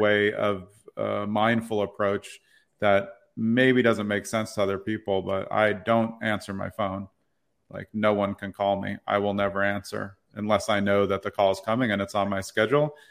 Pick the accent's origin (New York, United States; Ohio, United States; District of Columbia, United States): New York, United States; New York City; moved away; I grew up in Brooklyn Heights, New York. I've lived all around the places